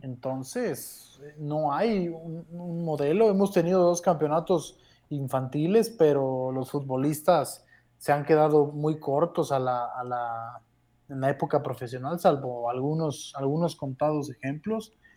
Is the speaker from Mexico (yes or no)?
yes; Mexico